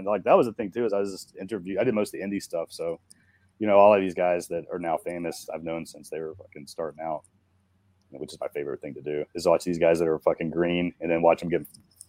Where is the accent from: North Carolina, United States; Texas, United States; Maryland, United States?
North Carolina, United States; Asheville; also born or lived in Marietta, Georgia; now in Atlanta, United States; I'm from Asheville. So we're both from North Carolina.